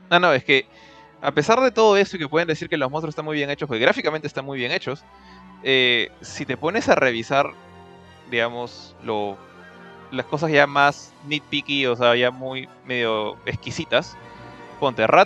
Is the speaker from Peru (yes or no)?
yes; Peru